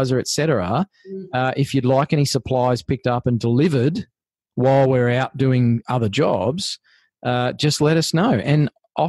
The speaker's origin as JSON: {"language": "English", "country": "Australia", "said": "We are Australians."}